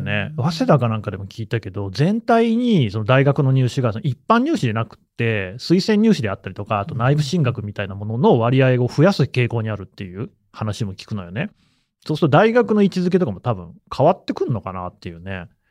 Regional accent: Nagoya, Aichi, Japan; 僕は名古屋市出身なの

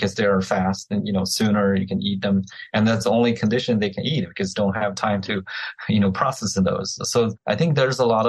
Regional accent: China; now in Florida, United States; I'm growing up in China

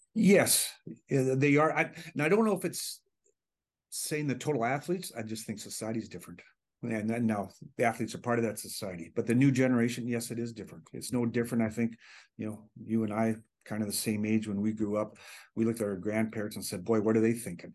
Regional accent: Hanna, Alberta, Canada; moved away; close to my hometown in Hannah

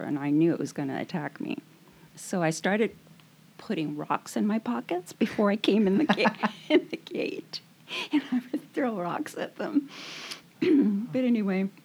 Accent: Matagorda County, South Texas, United States; That's where all the hurricanes go, right into Matagorda County there. That's where I lived

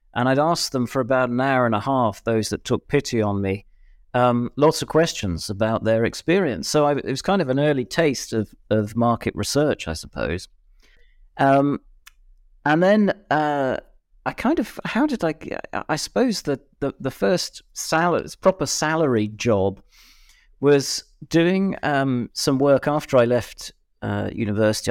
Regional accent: Birmingham, West Midlands, United Kingdom; I'm from Birmingham

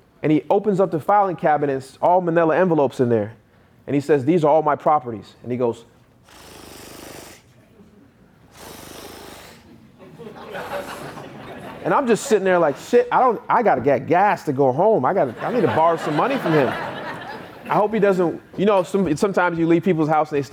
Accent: North Carolina, United States; I go driving for dollars in a neighborhood that I grew up in North Carolina. On the same street I grew up on

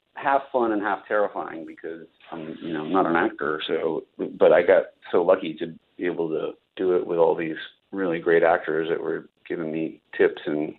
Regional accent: Virginia, United States; I grew up in Virginia

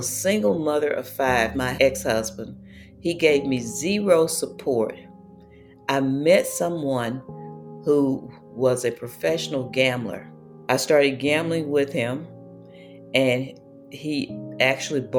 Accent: Mississippi, United States; I lived a life growing up in Mississippi

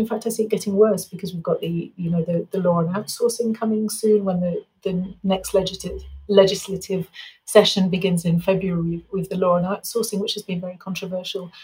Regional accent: England, United Kingdom; now in Mexico; I'm English

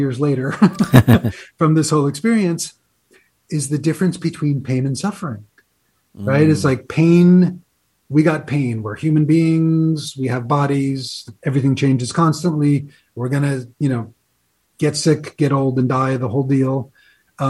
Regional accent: New York, United States; moved away as an adult; I'm from New York originally

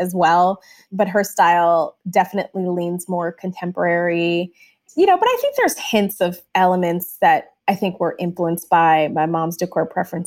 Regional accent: Michigan, United States; I grew up in Michigan

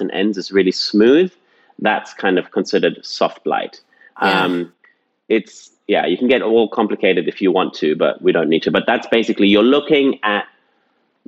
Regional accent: England, United Kingdom; I grew up in England

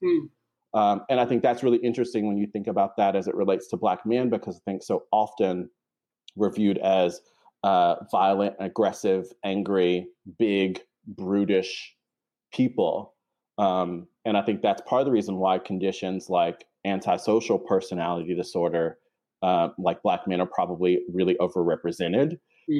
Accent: North Carolina, United States; moved away as an adult; now in New York City, United States; I live in New York City and I'm originally from North Carolina. I moved to New York City for graduate school about 10 years ago

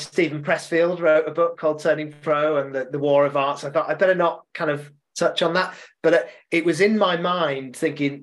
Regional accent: Leeds, Yorkshire and the Humber, United Kingdom; I'm from Leeds in Yorkshire

